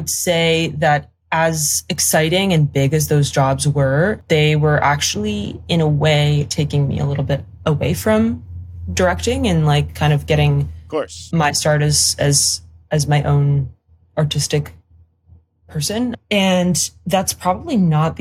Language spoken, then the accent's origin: English; Paris, Île-de-France, France; moved away as an adult; also born or lived in Stanford, United States / London, United Kingdom / New Zealand; I'm French. I am from Paris. I'm French and Polish